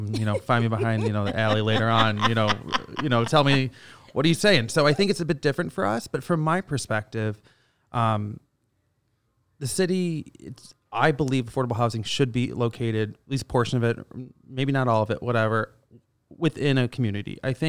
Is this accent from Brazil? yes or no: no; Canada; moved away as an adult; now in United States; we came down here from Canada and, you know, we've done, you know, we call it 7-8 years ago, we came down to the States.